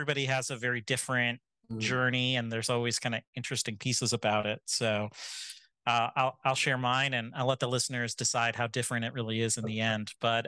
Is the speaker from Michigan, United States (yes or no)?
yes; Michigan, United States; I grew up in Michigan, moved around a bit.